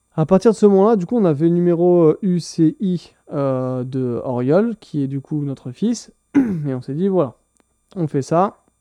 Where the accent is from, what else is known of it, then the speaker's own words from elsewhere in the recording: France; moved away as an adult; now in Owen Sound, Canada; je suis un Français qui s'est installé au Canada il y a 6 mois